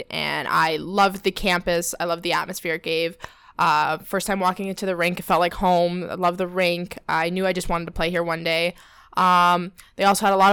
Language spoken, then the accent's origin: English; Toronto, Ontario, Canada; moved away; I'm from Toronto